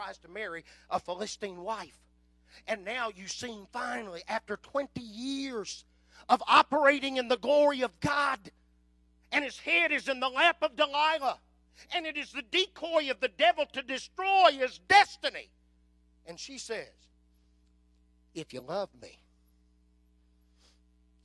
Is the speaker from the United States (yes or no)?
yes; Southwest Oklahoma, United States; I was raised in Southwest Oklahoma